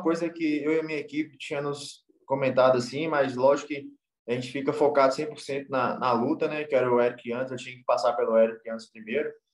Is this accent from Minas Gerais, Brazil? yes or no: yes; Montes Claros, Minas Gerais, Brazil; eu sou norte mineiro raiz aqui mesmo, do interior de, de Minas Gerais aqui